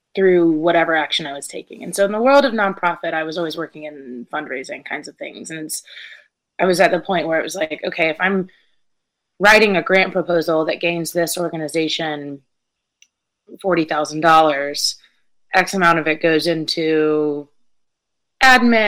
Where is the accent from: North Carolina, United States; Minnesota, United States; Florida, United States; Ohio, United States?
North Carolina, United States; Brevard; also born or lived in Connecticut; very much from western north carolina raised in brevard